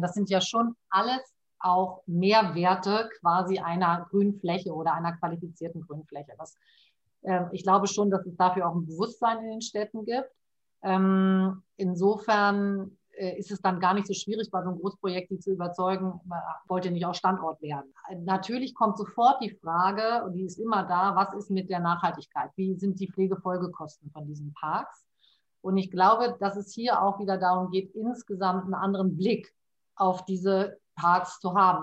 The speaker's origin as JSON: {"language": "German", "region": "Hamburg", "country": "Germany", "moved": "as an adult", "lives_now": "Ruhr area, Germany", "said": "ich bin ja ähm, eigentlich Hamburgerin und bin jetzt seit immerhin schon äh, 12, 13 Jahren hier im Ruhrgebiet"}